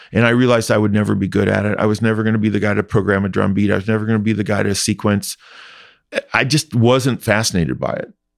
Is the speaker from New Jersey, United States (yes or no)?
no; Indianapolis, Indiana, United States; moved away; I grew up in Indiana